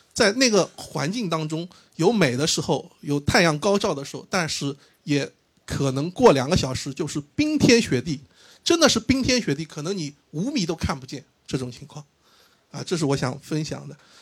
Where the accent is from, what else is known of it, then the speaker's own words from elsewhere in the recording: Shanghai, China; 对我一个上海人来说，我从出生在上海到现在为止，我是一个没有离开过上，上海超过三周的人